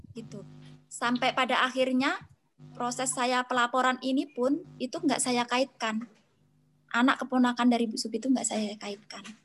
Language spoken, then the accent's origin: Indonesian; Tulang Bawang, Lampung, Indonesia; daerah asal saya di Tulang Bawang